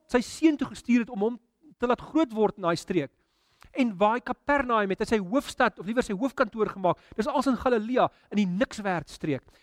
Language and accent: Afrikaans; South Africa; ons Afrika as Afrikaners